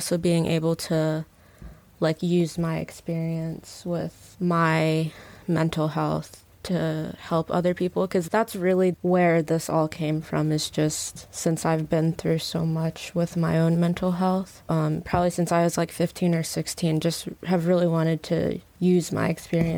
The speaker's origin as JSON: {"language": "English", "town": "Baltimore", "region": "Maryland", "country": "United States", "moved": "yes", "lives_now": "San Francisco Bay Area, United States", "said": "I'm from Baltimore, Maryland, but we currently live in the Bay"}